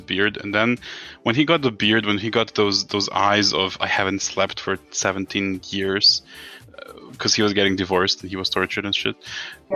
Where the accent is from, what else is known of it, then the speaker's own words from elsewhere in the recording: Serbia; I'm Serbian.